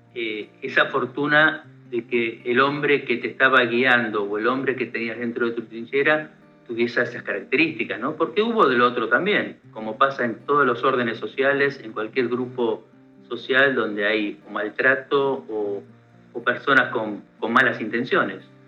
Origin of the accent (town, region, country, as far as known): Argentina